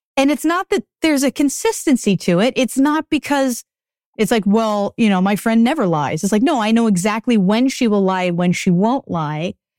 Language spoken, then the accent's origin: English; Acton, Massachusetts, United States; moved away as an adult; also born or lived in Boston, United States; now in Los Angeles, United States; I'm from Acton, Massachusetts, which is forty-five minutes outside of Austin, and I grew up there for most of my teenage